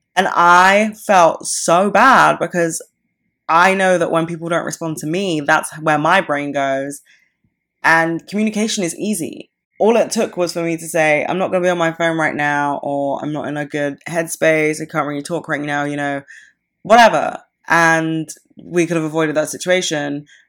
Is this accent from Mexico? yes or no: no; United Kingdom; I am, like, so British